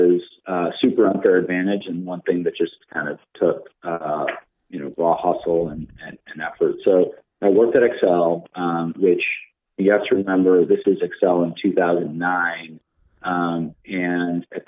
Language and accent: English; Chicago, Illinois, United States; moved away as an adult; also born or lived in East Coast / London; I grew up in Chicago, the Midwestern guy